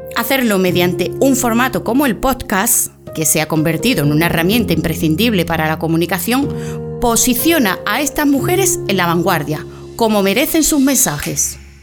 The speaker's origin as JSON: {"language": "Spanish", "town": "Huelva", "region": "Andalusia", "country": "Spain", "said": "periodista onubense"}